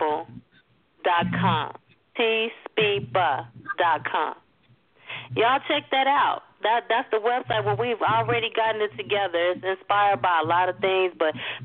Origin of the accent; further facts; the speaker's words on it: Chicago, Illinois, United States; Daryl and I are not from Texas. We're from Chicago